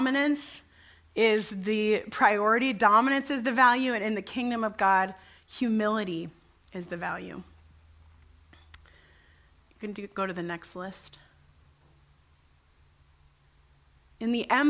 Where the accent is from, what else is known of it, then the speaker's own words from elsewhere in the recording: United States; the country where I'm raised